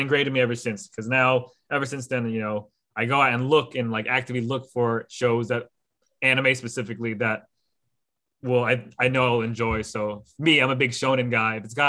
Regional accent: United States; for a lot of us growing up in the States, like in America

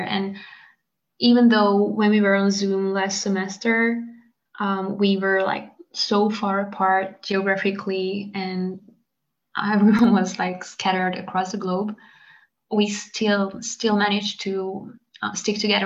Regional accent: Hungary; now in France; abroad is also where my home country is from the French point of view

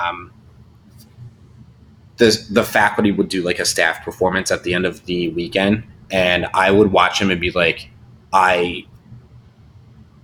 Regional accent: Delaware County, Pennsylvania, United States; I grew up in Delaware County, Pennsylvania

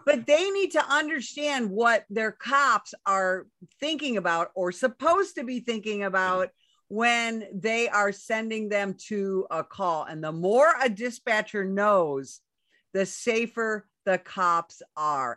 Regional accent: Chicago, Illinois, United States; moved away as an adult; also born or lived in Southern Arizona; now in Arizona, United States; I come from Chicago

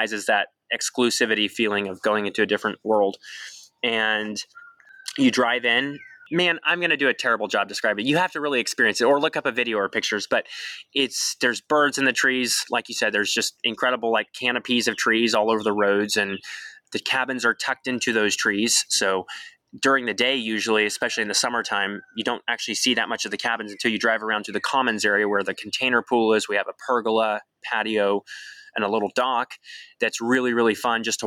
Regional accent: Pacific Northwest, United States; now in Waco, United States; growing up in the Pacific Northwest

